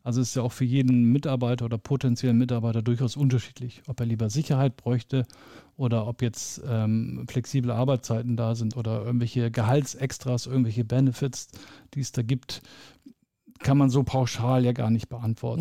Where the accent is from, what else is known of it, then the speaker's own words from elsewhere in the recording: Lower Saxony, Germany; also born or lived in Bremen; now in Munich, Germany; bin in Bremen geboren und mhm. äh, in Niedersachsen groß geworden